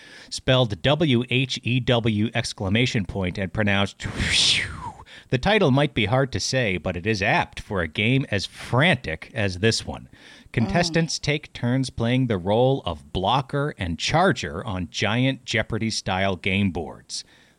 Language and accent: English; Chicago, Illinois, United States; And I said, oh, more compassionate than me, the Chicago jerk, right?